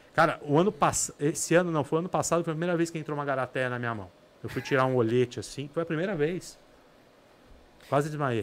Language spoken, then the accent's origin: Portuguese; São Paulo, Brazil; also born or lived in Ilhabela; eu sou de São Paulo